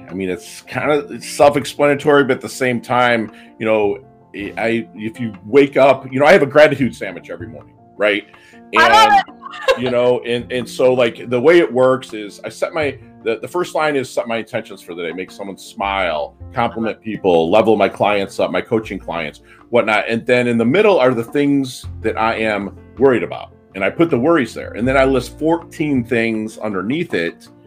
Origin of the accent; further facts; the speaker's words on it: Philippines; born there; And I was born in 1972 in the Philippine Islands.